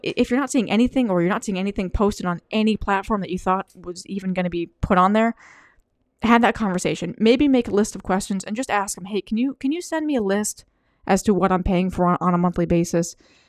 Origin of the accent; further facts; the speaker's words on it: Wales, United Kingdom; And I'm actually from England. I'm actually from Wales.